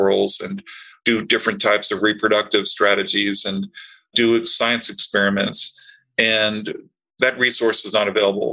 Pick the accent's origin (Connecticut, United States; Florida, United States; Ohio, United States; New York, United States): Florida, United States; Tampa; I grew up in Tampa